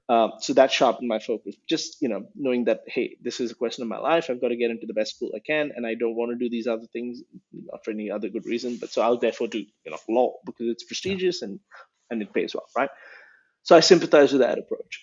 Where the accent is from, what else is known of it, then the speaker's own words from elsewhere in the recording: India; moved away; I grew up uh, in a few cities in India. Um, I was born in 1981, so that gives away my age. And I moved around a few times by the time I was 18